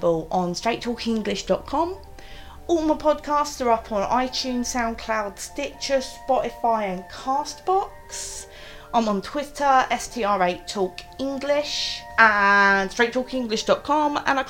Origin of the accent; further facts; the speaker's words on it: London, United Kingdom; my London identity is, like, go for a curry, isn't it awesome, we all hate the tube, you know, like, we're all just Londoners